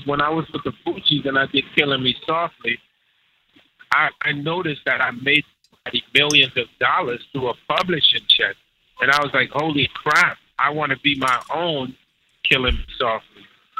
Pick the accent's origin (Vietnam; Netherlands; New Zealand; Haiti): Haiti; Of course. I'm from Haiti.